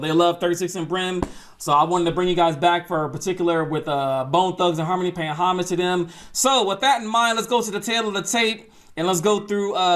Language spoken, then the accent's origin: English; Atlanta, Georgia, United States; I'm originally from Atlanta, Georgia